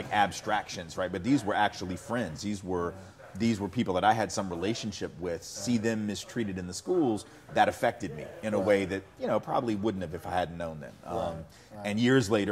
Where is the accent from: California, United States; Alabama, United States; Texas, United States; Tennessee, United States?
Tennessee, United States; Nashville; I grew up in Nashville and I was born in 1968.